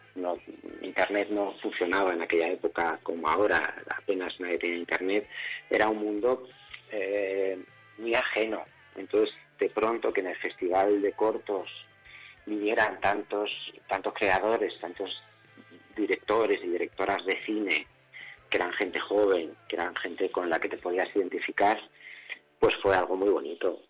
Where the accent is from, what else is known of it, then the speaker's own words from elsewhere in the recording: Soria, Castile and León, Spain; moved away; also born or lived in Madrid; Cuando yo me fui de Soria a vivir a Madrid